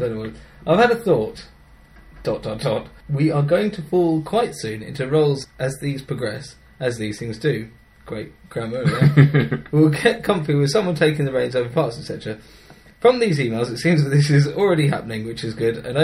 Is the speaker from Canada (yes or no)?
no; England, United Kingdom; I'm a bit of an average Englishman